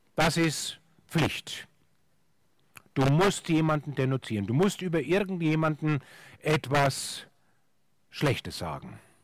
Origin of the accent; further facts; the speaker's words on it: Franconia, Bavaria, Germany; in Franken, wo ich herkomme